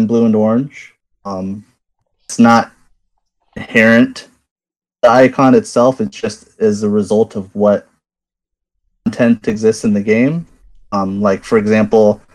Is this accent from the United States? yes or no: yes; Iowa, United States; moved away; I'm from Iowa, Midwest